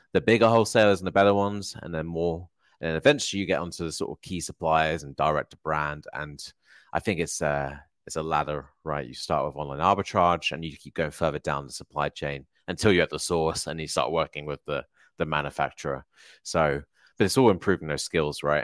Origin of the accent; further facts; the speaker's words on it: Hertfordshire, East of England, United Kingdom; moved away; I'm originally from Hertfordshire